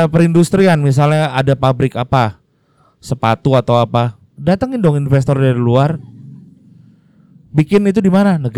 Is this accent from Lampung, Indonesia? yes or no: no; Jakarta, Indonesia; now in Bali, Indonesia; dulu waktu saya datang dari Jakarta tinggal di Bali mikirnya aduh pecalang gitu ya